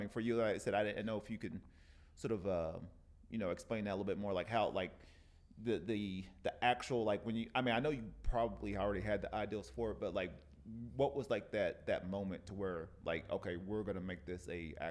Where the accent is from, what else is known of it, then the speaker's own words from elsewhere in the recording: the South, United States; I'm from the South